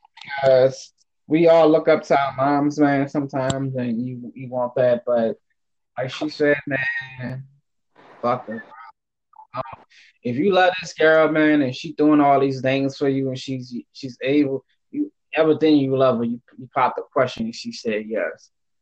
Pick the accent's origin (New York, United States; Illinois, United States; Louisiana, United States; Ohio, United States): Louisiana, United States; now in Los Angeles, United States; My family is down south. We're originally from Louisiana. Shout out to Louisiana. Shout out to Louisiana.